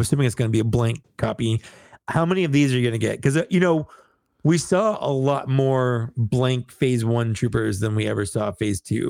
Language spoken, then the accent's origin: English; United States; I'm, I'm an American